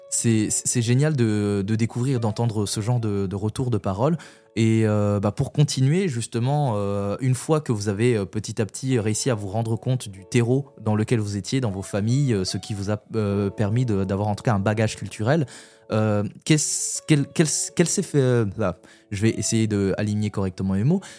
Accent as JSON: {"language": "French", "country": "Burundi", "moved": "yes", "said": "adolescent, euh, je suis retourné au Burundi, mon pays d'origine, et comme je connaissais personne, c'était un pays où je connaissais personne, je parlais pas la langue"}